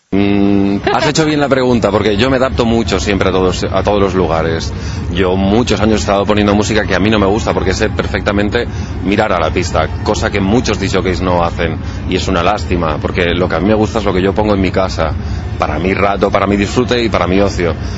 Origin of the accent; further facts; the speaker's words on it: Balaguer, Catalonia, Spain; Tenía 12 años y había una discoteca, yo soy de Balaguer, en Lleida es la segunda capital de comarca